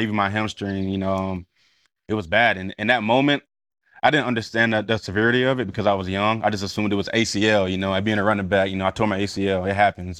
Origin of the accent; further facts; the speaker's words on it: Cedartown, Georgia, United States; moved away; go back to my hometown with Mikey Worthington in the same weight room when I had nothing